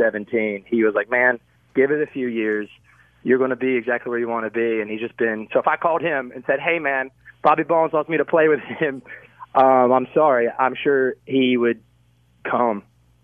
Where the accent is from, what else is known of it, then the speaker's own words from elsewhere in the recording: North Carolina, United States; Like, I'm from North Carolina, so... I just kind of go out there and use it as an excuse to just kind of play around in the hometown.